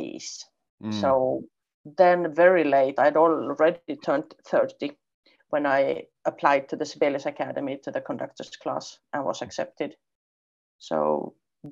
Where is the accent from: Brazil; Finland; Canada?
Finland; also born or lived in Poland; I'm a Swedish-speaking Finn